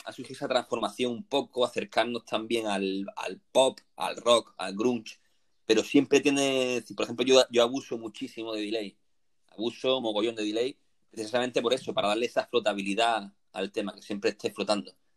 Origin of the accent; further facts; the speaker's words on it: Granada, Andalusia, Spain; moved away as an adult; now in Málaga, Spain; soy natural de Granada, vine a Málaga por motivos laborales